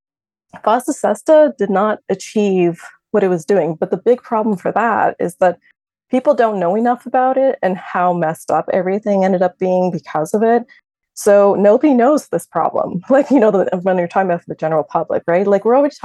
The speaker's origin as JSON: {"language": "English", "country": "Canada", "said": "as a Canadian"}